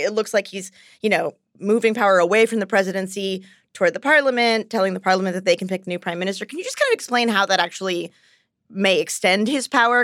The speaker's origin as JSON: {"language": "English", "country": "United States", "said": "I'm American"}